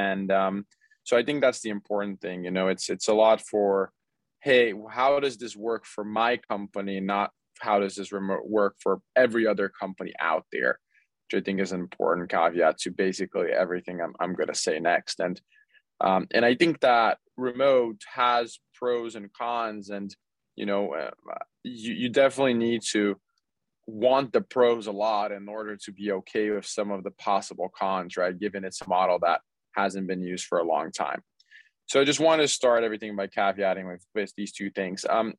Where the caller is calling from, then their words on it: Los Angeles, California, United States; I'm here from Los Angeles.